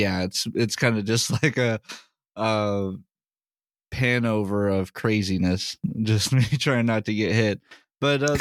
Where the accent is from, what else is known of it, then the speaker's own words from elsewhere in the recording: Raleigh, North Carolina, United States; moved away; the hometown. Raleigh